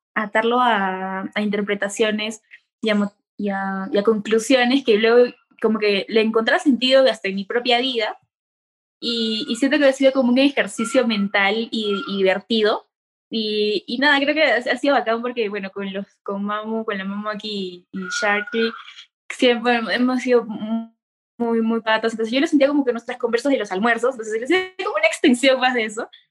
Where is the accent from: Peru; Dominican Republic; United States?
Peru; Cusco; moved away; also born or lived in Lima; yo, yo, yo vivía en Cusco, yo nací aquí en Cusco